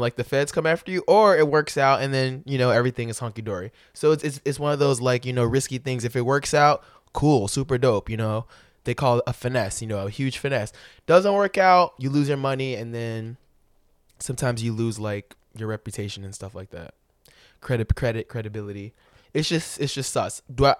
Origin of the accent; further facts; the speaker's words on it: Florida, United States; born there; I was born in Florida, you know, it'd be nice, you know, to just, I hadn't been there in like 10 years, 15, maybe 20.